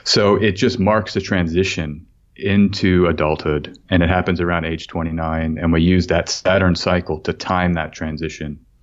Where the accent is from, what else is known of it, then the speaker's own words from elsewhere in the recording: Austin, Texas, United States; I'm from Austin, as you mentioned, and I grew up, uh, there right in the Austin area